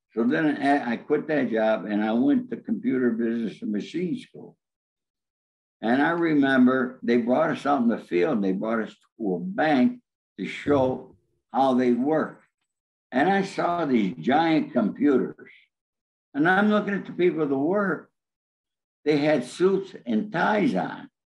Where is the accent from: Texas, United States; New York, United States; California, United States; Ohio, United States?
New York, United States; Rome; now in Los Angeles, United States; we lived in Rome, New York, which is right in the center of New York State